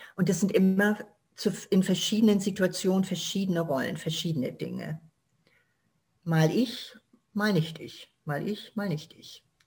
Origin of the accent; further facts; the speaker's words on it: Germany; ich bin da, wo ich herkomme, ich bin Deutsche